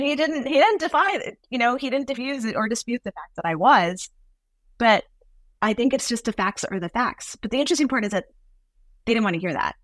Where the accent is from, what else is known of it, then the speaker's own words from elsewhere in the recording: Nevada, United States; I was born in Nevada